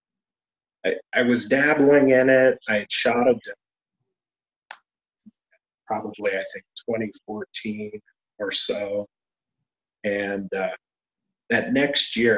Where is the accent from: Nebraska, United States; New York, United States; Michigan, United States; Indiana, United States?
Nebraska, United States; Broken Bow; also born or lived in Cody, Nebraska / Ainsworth, Nebraska / Chadron, Nebraska / Ogallala, Nebraska; grew up in Nebraska. And I say Nebraska in general because you name a corner of Nebraska, I lived there.